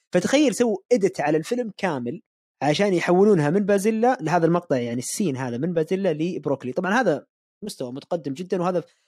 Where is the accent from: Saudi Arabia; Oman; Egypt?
Saudi Arabia; عندنا في السعوديه